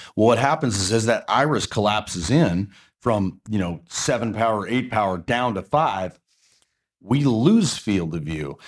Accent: Portland, United States; I'm from Portland

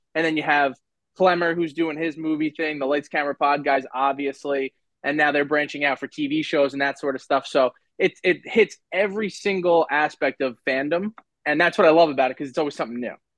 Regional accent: Long Island, New York, United States; I'm from Long Island, so I have to commute

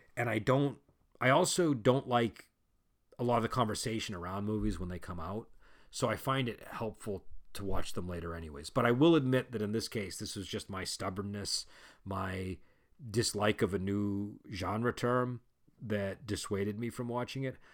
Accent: Massachusetts, United States; I'm from Massachusetts

